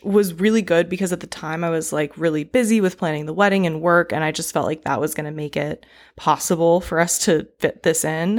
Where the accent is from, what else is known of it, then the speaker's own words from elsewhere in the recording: East Coast, United States; now in California, United States; I'm from the East Coast